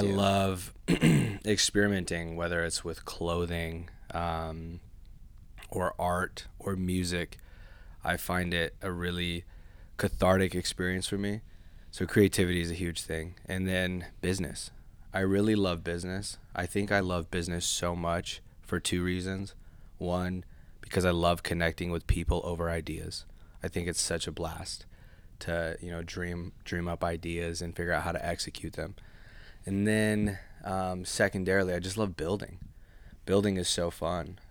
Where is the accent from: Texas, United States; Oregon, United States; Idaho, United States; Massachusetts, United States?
Idaho, United States; Boise; also born or lived in Honolulu, Hawaii; I'm from Boise, Idaho. Yes. Um, born in Honolulu, Hawaii moved here when basically I was a baby. I was like two years old, and then grew up here